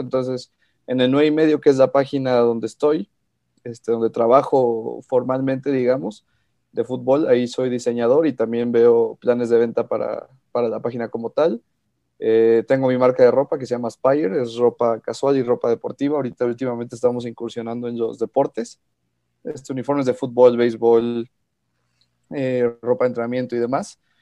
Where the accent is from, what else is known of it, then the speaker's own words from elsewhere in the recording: Pachuca, Hidalgo, Mexico; also born or lived in Mexico City; Yo nací en la Ciudad de México, pero llevo viviendo toda mi vida prácticamente en Pachuca